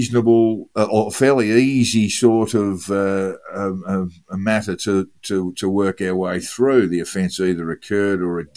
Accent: Melbourne, Victoria, Australia; growing up in Melbourne

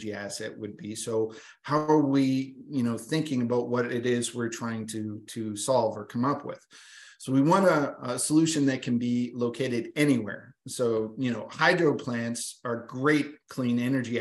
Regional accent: Atlantic Canada, Canada; I'm a slow talker because I'm from Atlantic Canada.

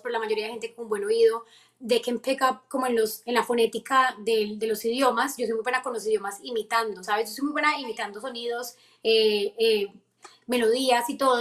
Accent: Colombia; now in United States; Y yo de Colombia

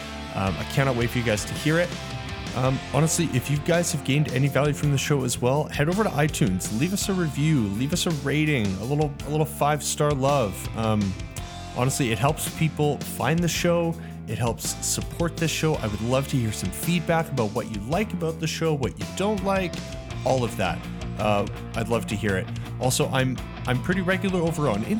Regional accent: Calgary, Alberta, Canada; There's only a few of us that are actually like from here

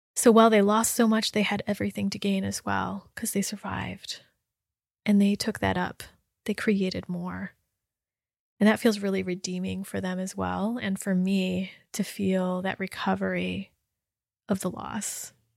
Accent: United States; my ethnicity and my experience as Chinese American

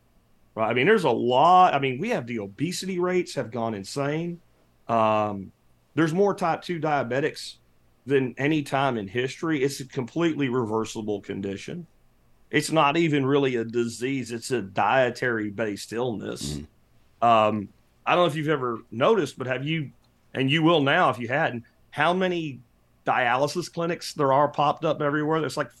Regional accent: Pennsylvania, United States; The house that I grew up in Pennsylvania has oak beams in it.

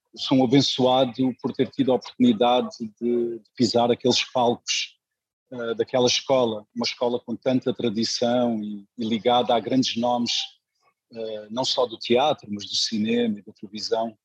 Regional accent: Luanda, Luanda Province, Angola; now in Lisbon, Portugal; Nasci em Luanda

